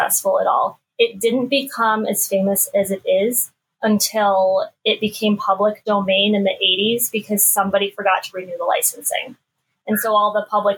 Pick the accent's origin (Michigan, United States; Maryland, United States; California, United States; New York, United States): New York, United States; Buffalo; we're from Buffalo.